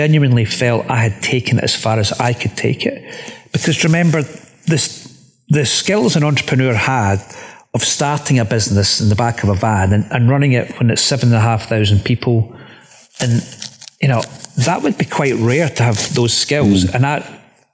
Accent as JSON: {"language": "English", "region": "Scotland", "country": "United Kingdom", "said": "from Scotland"}